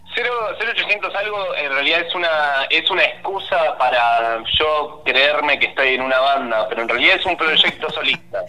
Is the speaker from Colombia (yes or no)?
no; Banfield, Buenos Aires Province, Argentina; moved away as an adult; now in Buenos Aires, Argentina